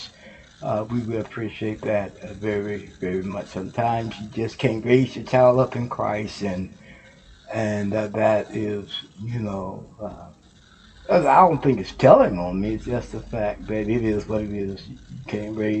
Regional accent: Houston, Texas, United States; now in Ohio, United States; That's my home state, Houston, Texas. And we from Houston, Texas

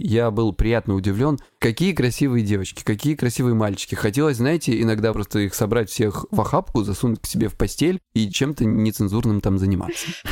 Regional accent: Krasnodar Krai, Russia; я с Кубани

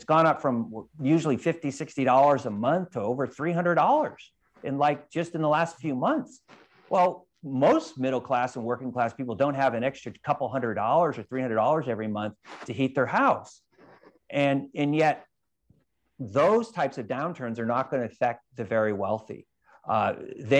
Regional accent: California, United States; I'm from California, and you have, we have the largest divide between the rich and the poor of any state in the United States

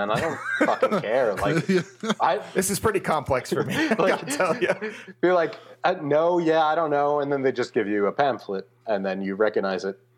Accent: New York City, New York, United States; accent: New York Brooklyn; I grew up in Brooklyn

